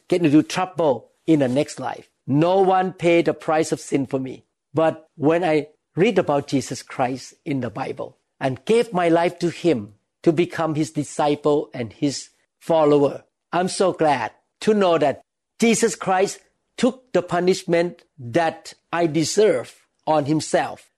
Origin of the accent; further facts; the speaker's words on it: Thailand; when I was a young boy, I was growing up in Thailand